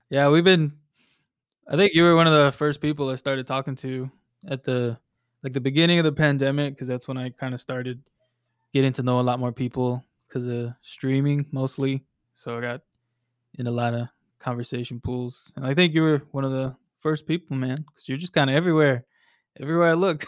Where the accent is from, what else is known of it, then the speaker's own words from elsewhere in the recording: Lancaster, Texas, United States; also born or lived in Dallas, Texas; I'm born and raised in Dallas. Um, I grew up in a, a town called Lancaster, and that's where I, I grew up, you know, for, like, the first eighteen years of my life